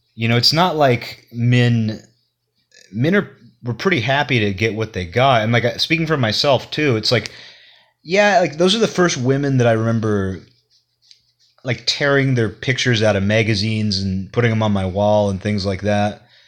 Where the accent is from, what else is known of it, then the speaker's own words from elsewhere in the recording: Kirkland, Washington, United States; The only nightclub in Kirkland when I was growing up was called Dynamite